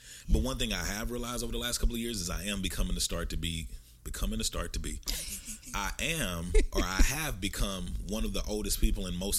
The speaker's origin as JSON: {"language": "English", "country": "Nigeria", "lives_now": "Dallas, United States", "said": "I'm from the Igbo tribe in Nigeria."}